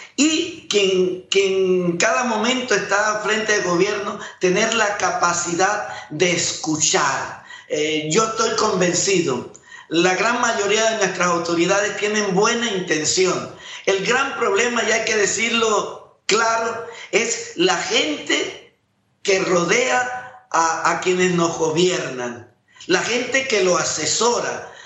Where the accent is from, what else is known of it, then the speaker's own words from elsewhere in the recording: Panama; Como panameño